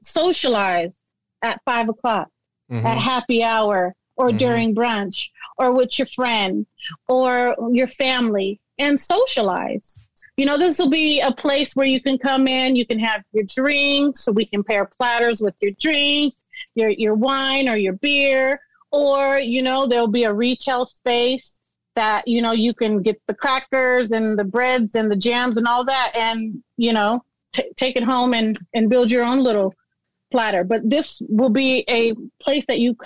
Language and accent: English; Sacramento, California, United States; also born or lived in Oakland, California; we came to Sacramento when I was, I don't know, 5 or 6